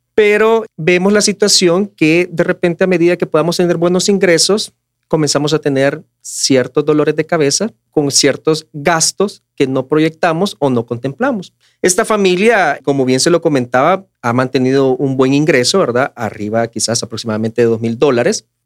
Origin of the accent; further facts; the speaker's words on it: El Salvador; como familias salvadoreñas